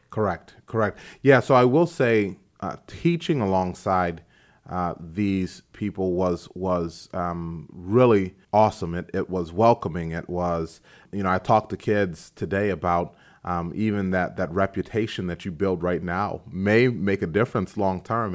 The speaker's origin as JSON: {"language": "English", "town": "DeKalb", "country": "United States", "said": "I'm from DeKalb."}